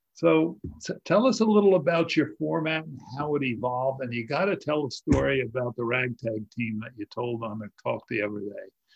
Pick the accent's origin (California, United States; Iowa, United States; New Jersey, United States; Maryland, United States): New Jersey, United States; Edison; I grew up in Edison